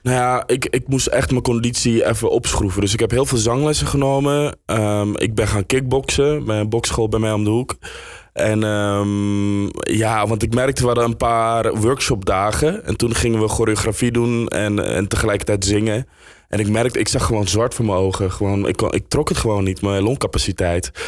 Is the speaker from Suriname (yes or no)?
yes; Suriname; now in Netherlands; ik ben in Suriname opgegroeid